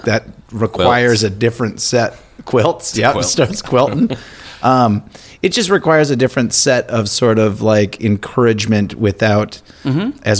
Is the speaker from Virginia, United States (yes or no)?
no; Minnesota, United States; also born or lived in Madison, Wisconsin; I'm a Minnesotan, but I lived in Madison.